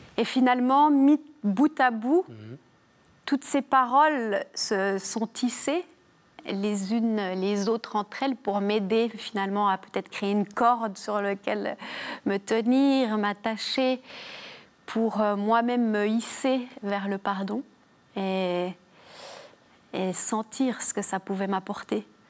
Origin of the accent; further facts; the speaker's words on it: Jura, Bourgogne-Franche-Comté, France; accent: petit accent chantant (Jura); viens du Jura. Et euh, proche de la Suisse, j'ai hérité de, du petit accent chantant